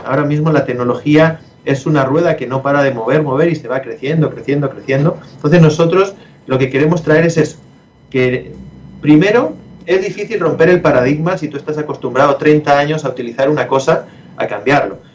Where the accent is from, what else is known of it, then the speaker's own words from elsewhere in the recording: Spain; yo soy español